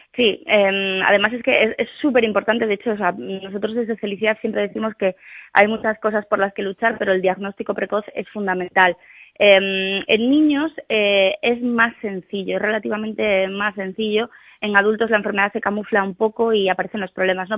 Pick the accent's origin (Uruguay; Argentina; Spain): Spain; Cangas del Narcea, Asturias; el lugar de España que tiene pues una mayor tasa de celíacos diagnosticados, que además es mi pueblo también.